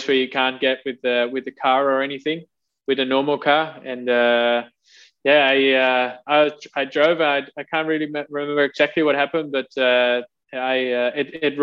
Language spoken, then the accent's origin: English; Netherlands; growing up in the Netherlands, as you know, obviously, you know, you ride your bike to school